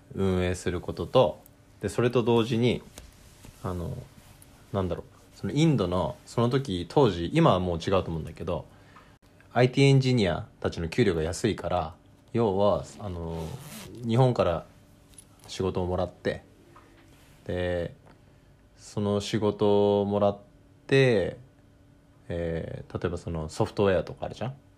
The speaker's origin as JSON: {"language": "Japanese", "country": "South Korea", "also_born_or_lived": "Japan", "moved": "yes"}